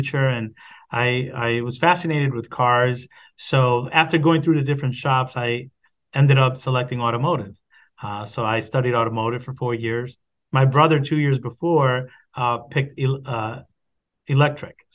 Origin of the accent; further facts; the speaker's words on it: Meriden, Connecticut, United States; I was born and raised in Connecticut, Meriden, and I still call Meriden home.